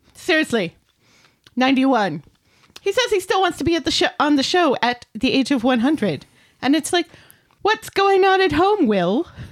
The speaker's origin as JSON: {"language": "English", "region": "Connecticut", "country": "United States", "moved": "yes", "said": "I'm just from Connecticut"}